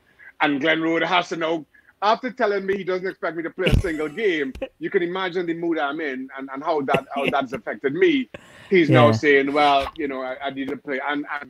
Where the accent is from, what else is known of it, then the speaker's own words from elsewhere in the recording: Trinidad & Tobago; I grew up in Trinidad Tobago where, you know, you had two channels on TV.